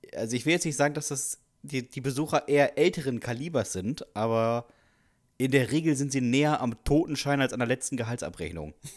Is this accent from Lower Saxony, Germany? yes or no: yes; Westerstede, Lower Saxony, Germany; in Westerstede, ja. meiner Heimatstadt